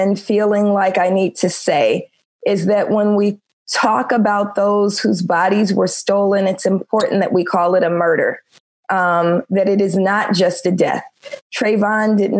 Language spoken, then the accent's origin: English; Oakland, California, United States; now in Los Angeles, United States; I'm from Oakland in the 70s, right? I'm the Panther Cub generation, right? All of our parents are activists